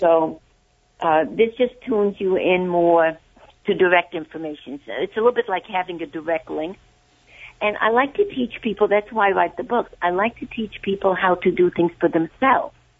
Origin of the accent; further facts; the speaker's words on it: Hungary; I'm from Hungary.